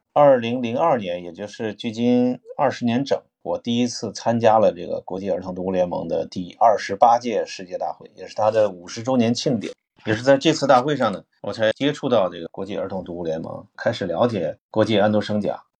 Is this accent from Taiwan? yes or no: no; China; 其实就我一个中国人